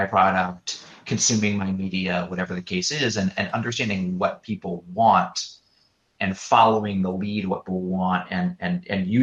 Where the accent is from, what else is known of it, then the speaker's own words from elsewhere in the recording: Detroit, Michigan, United States; I grew up in Detroit